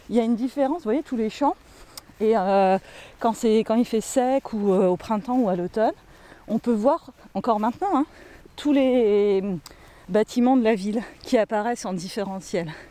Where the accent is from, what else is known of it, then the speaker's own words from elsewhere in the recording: Hauts-de-France, France; les théâtres antiques dans le nord de la Gaule, donc chez nous en Picardie, ils sont pas faits comme à Orange dans le sud.